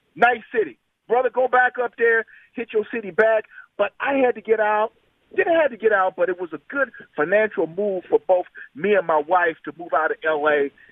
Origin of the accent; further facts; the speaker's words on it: Los Angeles, California, United States; moved away as an adult; now in Indianapolis, United States; I'm a transplant from Los Angeles. 2015, I had to move